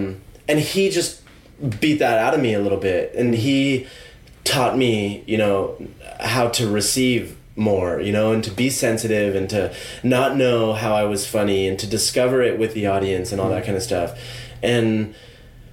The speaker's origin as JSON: {"language": "English", "region": "California", "country": "United States", "moved": "as an adult", "lives_now": "London, United Kingdom", "said": "I could go back to California"}